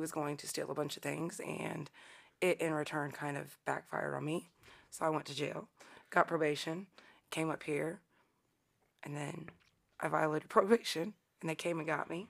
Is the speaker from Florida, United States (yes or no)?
yes; Florida, United States; also born or lived in Indiana (born here); now in Richmond, Indiana, United States; Well, I was born here, but I grew up in Florida.